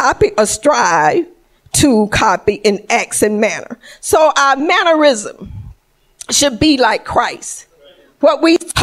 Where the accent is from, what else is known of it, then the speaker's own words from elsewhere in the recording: Georgia, United States; moved away; I'm from Georgia